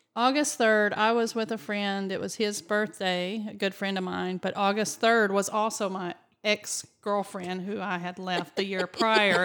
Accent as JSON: {"language": "English", "region": "Alabama", "country": "United States", "accent": "Southern", "said": "we're from the South"}